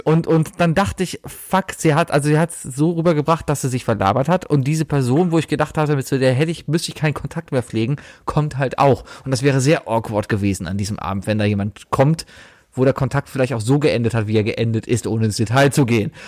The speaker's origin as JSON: {"language": "German", "town": "Cologne", "region": "North Rhine-Westphalia", "country": "Germany", "tie": "born or raised there", "said": "ich war Stammkunde als Kind im Scherzartikelladen hier in Köln"}